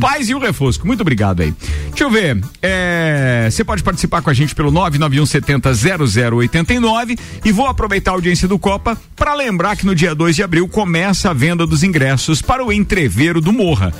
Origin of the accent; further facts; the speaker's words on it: Bom Retiro, Santa Catarina, Brazil; Bom Retiro, que é a cidade onde eu nasci